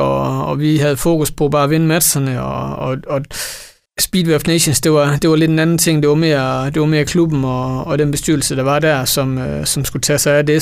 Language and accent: Danish; Esbjerg, Southern Denmark, Denmark; jeg er her fra Esbjerg, jeg er født og opvokset her